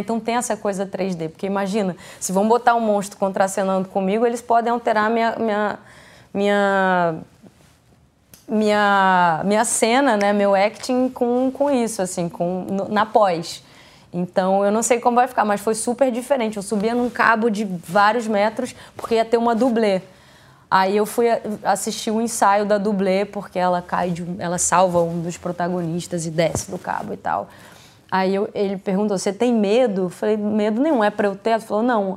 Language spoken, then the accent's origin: Portuguese; Paraty, Rio de Janeiro, Brazil; moved away; eu vim de Paraty, né, uma cidade pequena